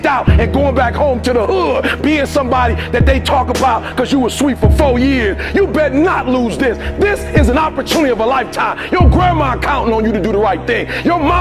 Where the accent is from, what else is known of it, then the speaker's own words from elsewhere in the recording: Detroit, Michigan, United States; I'm from Detroit, homeless